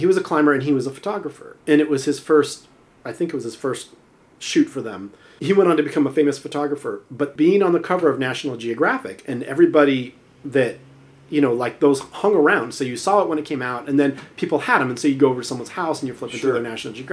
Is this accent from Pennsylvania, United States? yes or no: no; Southern California, United States; now in Ashland, United States; growing up in Southern California